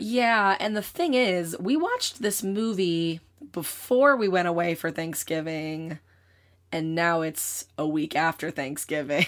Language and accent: English; United States; I am an American person who grew up in the time that we grew up